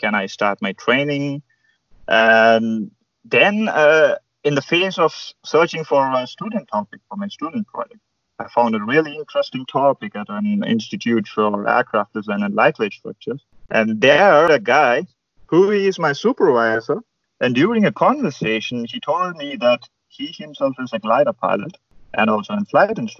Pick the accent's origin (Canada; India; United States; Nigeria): India; moved away as an adult; now in Germany; there are quite few glider clubs in India, and I never even had a chance to fly gliders at my home country